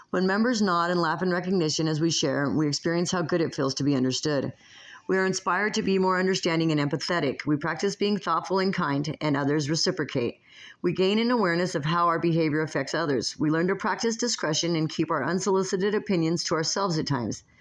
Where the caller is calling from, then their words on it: Las Vegas, Nevada, United States; I come to you from Las Vegas, Nevada